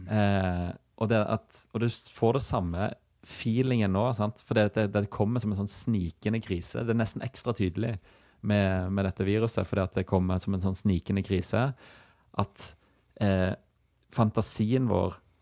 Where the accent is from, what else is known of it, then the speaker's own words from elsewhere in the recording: Stavanger, Rogaland, Norway; nabolaget vårt eh, hjemme på Hinna utenfor Stavanger